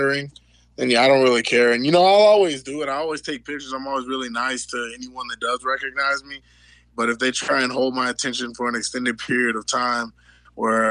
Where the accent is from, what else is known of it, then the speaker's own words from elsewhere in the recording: Houston, Texas, United States; moved away as an adult; now in Albuquerque, United States; I'm from Houston, so it's it's... Yeah, it's usually this hot and humid